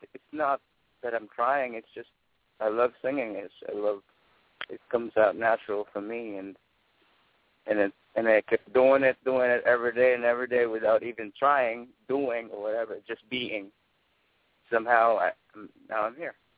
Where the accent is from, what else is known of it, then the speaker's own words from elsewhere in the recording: Manila, Metro Manila, Philippines; moved away as an adult; now in New York, United States; I was born and raised in Manila, in Tondo